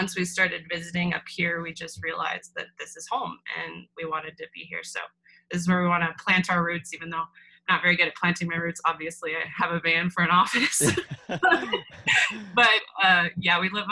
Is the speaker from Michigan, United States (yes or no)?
no; Tucson, Arizona, United States; also born or lived in Phoenix, Arizona / Prescott, Arizona; I'm originally from Arizona, born and raised, which is pretty rare. Most people are transplants in Arizona. But I was born in Phoenix, grew up mostly in Tucson